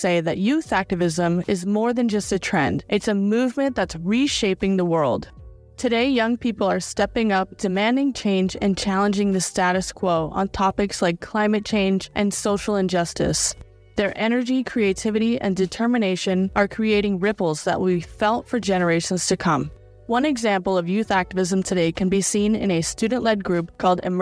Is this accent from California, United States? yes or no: yes; Central California, United States; I grew up in Central California